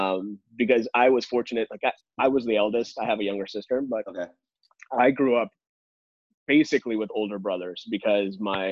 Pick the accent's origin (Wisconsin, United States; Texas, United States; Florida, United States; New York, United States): Texas, United States; Dallas; also born or lived in Chicago, Illinois / Atlanta; he had already moved down to Dallas, Texas. Okay. So my family followed. And then I grew up in Dallas for the next 16 years.